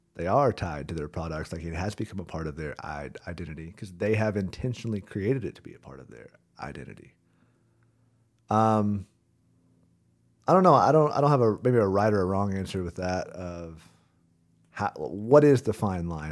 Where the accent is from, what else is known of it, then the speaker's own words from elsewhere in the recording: Rogers, Arkansas, United States; born and raised in Rogers, Arkansas.